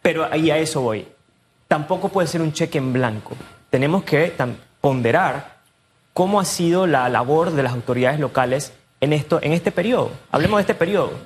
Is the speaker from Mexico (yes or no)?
no; David, Chiriquí, Panama; moved away; yo soy de David, yo soy de Chiqui. A mí me da mucha lástima ir a mi, a mi ciudad, donde yo nací, donde crecí